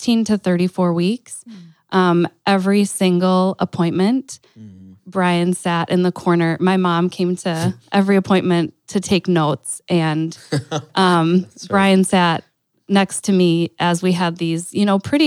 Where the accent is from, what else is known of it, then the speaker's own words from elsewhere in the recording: Green Bay, Wisconsin, United States; also born or lived in Stevens Point, Wisconsin; we moved from Stevens Point to Green Bay